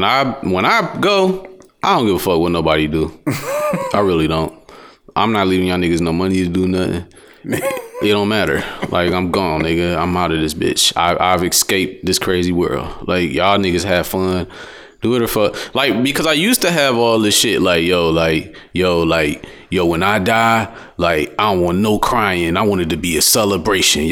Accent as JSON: {"language": "English", "town": "Detroit", "region": "Michigan", "country": "United States", "said": "I'm from Detroit"}